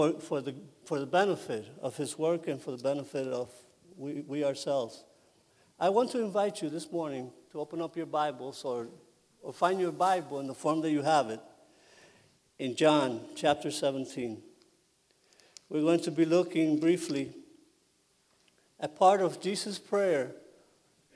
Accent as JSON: {"language": "English", "town": "New York City", "region": "New York", "country": "United States", "tie": "born or raised there", "also_born_or_lived": "Puerto Rico / Connecticut", "moved": "as an adult", "said": "I grew up in New York City"}